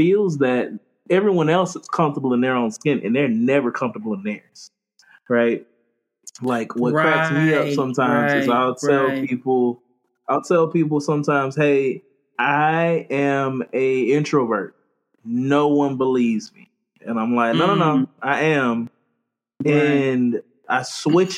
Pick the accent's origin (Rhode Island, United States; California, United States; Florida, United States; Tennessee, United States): Florida, United States; moved away; also born or lived in Charleston, South Carolina; I'm from Florida.